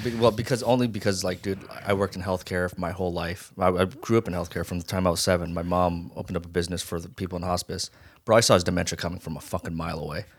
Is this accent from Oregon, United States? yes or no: no; Las Vegas, Nevada, United States; also born or lived in Hawaii; now in Los Angeles, United States; I was born in Hawaii, raised in Vegas.